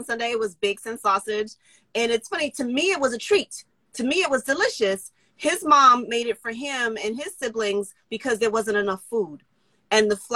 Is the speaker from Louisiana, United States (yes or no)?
no; New York City, New York, United States; I was born in New York City